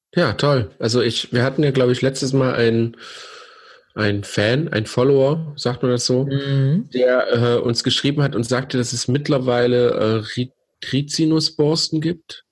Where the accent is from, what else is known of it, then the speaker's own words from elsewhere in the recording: East Germany, Germany; wir sind gebürtige Ossis